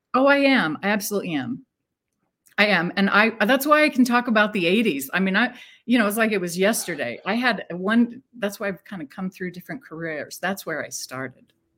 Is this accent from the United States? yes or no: yes; Phoenix, Arizona, United States; I was born in Phoenix, Arizona, just a little girl born out in the desert